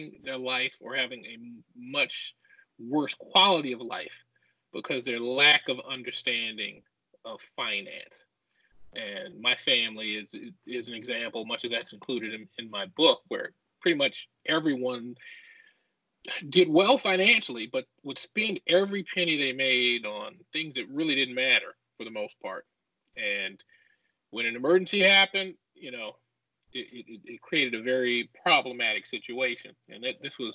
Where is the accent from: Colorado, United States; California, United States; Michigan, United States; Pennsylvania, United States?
Michigan, United States; Detroit; also born or lived in Charleston, West Virginia / Brooklyn, New York / Farmington Hills, Michigan / Florida State University; My father got an opportunity in Detroit, so that's what took us to Detroit. So I lived there till I was 14, and then we moved to a suburb called Farmington Hills.